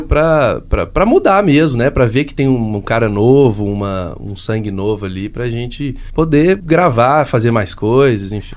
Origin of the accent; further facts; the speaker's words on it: Minas Gerais, Brazil; todos nós somos mineiros